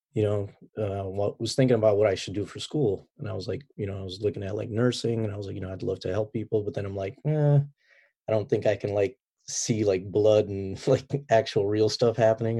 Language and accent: English; Chicago, Illinois, United States; moved away as an adult; also born or lived in Baghdad, Iraq; now in San Diego, United States; chicago ever since from when i can remember you know growing up as a kid